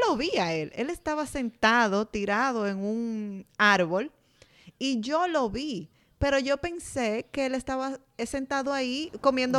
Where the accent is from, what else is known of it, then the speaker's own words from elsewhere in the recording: San Francisco de Macorís, Duarte, Dominican Republic; Cuando yo tenía como 15 años, yo pasé en mi pueblo, San Francisco de Macorís